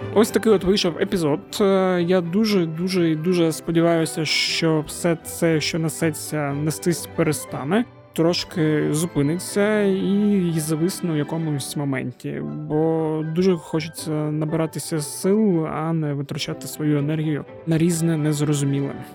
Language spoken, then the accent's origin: Ukrainian; Zaporizhzhia, Zaporizhzhia Oblast, Ukraine; now in Kyiv, Ukraine; Я ж з Запоріжжя